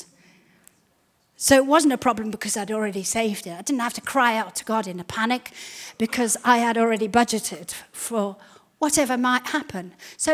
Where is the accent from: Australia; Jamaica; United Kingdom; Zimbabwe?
Zimbabwe; when we were growing up in Zimbabwe